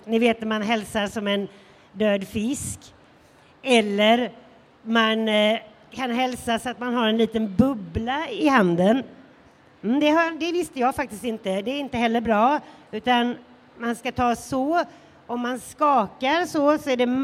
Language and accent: Swedish; Sweden; som svensk